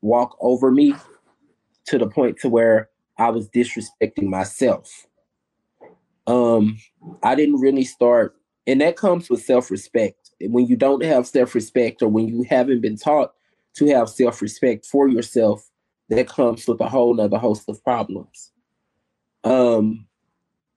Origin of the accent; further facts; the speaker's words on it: Houston, Texas, United States; I've lived in Houston, Texas since I was 2 years old